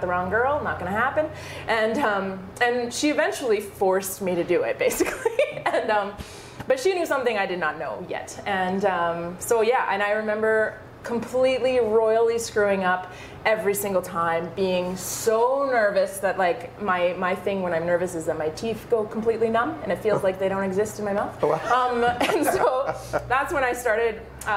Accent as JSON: {"language": "English", "town": "Thunder Bay", "region": "Ontario", "country": "Canada", "tie": "born or raised there", "also_born_or_lived": "Cochrane, Alberta", "moved": "as an adult", "lives_now": "Calgary, Canada", "said": "I grew up in Thunder Bay, Ontario."}